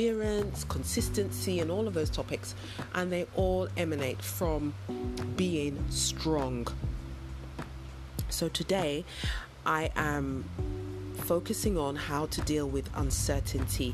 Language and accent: English; United Kingdom; moved away as an adult; also born or lived in London; now in West Africa; I am of Nigerian heritage, so my parents are Nigerian, although I was born in the UK and I've lived all of my life in the UK